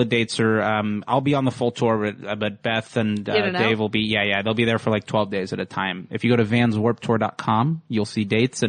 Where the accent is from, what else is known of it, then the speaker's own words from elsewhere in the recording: Fort Lauderdale, Florida, United States; moved away; I'm from Florida.